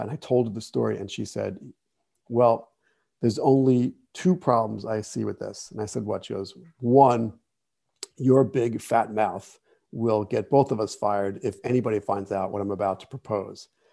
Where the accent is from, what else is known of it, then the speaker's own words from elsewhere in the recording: Jersey City, New Jersey, United States; I grew up in Jersey City